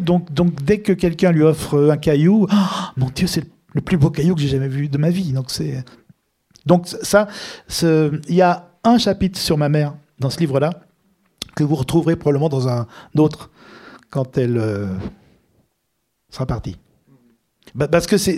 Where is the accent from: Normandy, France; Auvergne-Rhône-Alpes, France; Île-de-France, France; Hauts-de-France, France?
Auvergne-Rhône-Alpes, France; Lyon; also born or lived in Tunis, Tunisia; now in Paris, France; on est de Lyon